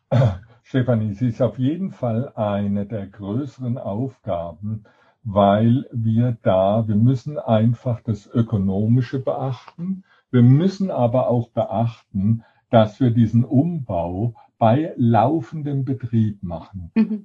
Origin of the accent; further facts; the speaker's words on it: Sinsheim, Baden-Württemberg, Germany; moved away; also born or lived in Heidelberg; Ich bin in Heidelberg geboren und bin dann in Sinsheim